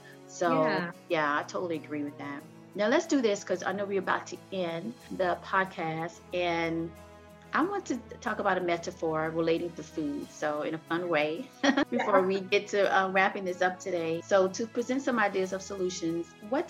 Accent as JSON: {"language": "English", "region": "the South", "country": "United States", "said": "I'm from the South"}